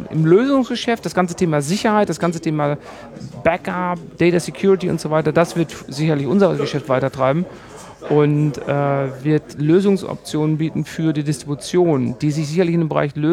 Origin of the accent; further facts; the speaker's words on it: Germany; Normalerweise dachte ich eigentlich als Deutscher, du bist auf den Straßen unterwegs, das geht hier alles viel zu langsam